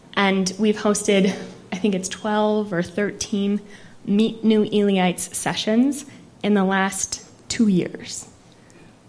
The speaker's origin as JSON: {"language": "English", "town": "Hutchinson", "region": "Minnesota", "country": "United States", "also_born_or_lived": "St. Paul, Minnesota", "moved": "yes", "lives_now": "Ely, United States", "said": "I'm from Hutchinson, Minnesota, so I know rural"}